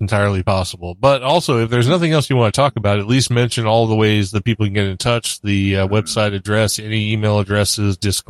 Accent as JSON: {"language": "English", "town": "Laconia", "region": "New Hampshire", "country": "United States", "tie": "born there", "said": "No, I said I was born in Laconia. I lived in Hampton."}